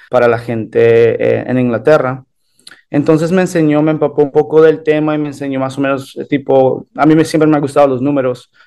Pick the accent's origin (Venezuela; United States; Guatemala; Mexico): United States; Weston, Florida; also born or lived in Colombia / Canary Islands, Spain; me crié en los Estados Unidos